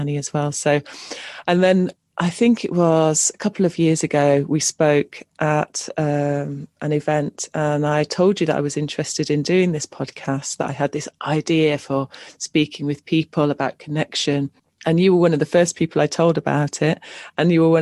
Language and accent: English; Cornwall, South West England, United Kingdom; I grew up in Cornwall